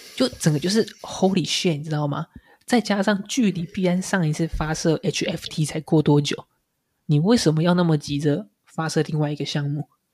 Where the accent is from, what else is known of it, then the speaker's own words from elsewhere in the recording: Taiwan; 我们台湾人